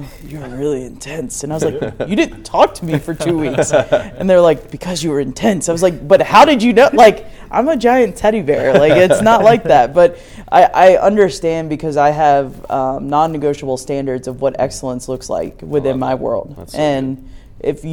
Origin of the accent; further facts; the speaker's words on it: North Carolina, United States; moved away; I'm from North Carolina